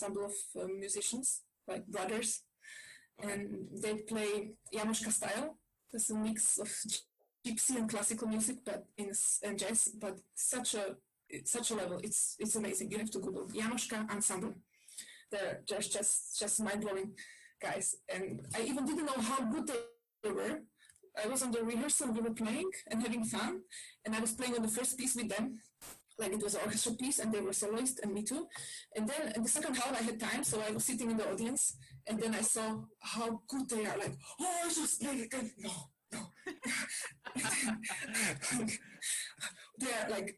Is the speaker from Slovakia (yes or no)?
yes; Bratislava, Bratislava Region, Slovakia; moved away; I come from Bratislava